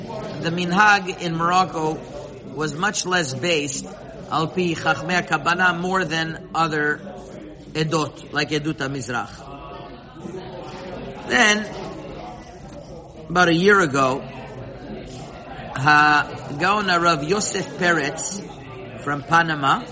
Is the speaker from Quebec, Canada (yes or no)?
yes; Montreal, Quebec, Canada; I remember growing up in Montreal